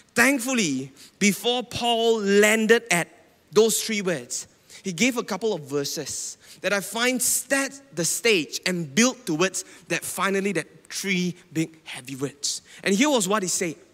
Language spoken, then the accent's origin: English; Penang, Malaysia; now in Selangor, Malaysia; I'm from Penang, okay? And now I've been living in Selangor for a while now